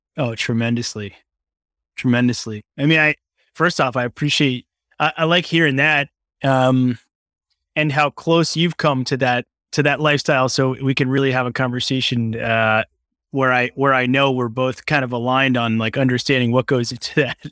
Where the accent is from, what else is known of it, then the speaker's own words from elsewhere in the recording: Long Island, New York, United States; also born or lived in Brooklyn, New York; I grew up on Long Island in New York